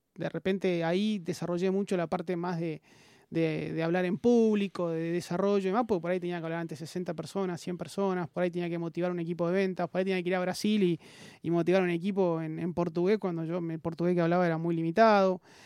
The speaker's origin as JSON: {"language": "Spanish", "region": "Buenos Aires", "country": "Argentina", "tie": "born or raised there", "also_born_or_lived": "Mercedes, Buenos Aires Province", "said": "nací acá en Buenos Aires, eh, soy mitad porteño, mitad del interior de, Buenos Aires, de Mercedes, provincia de Buenos Aires, que mi, madre es de ahí"}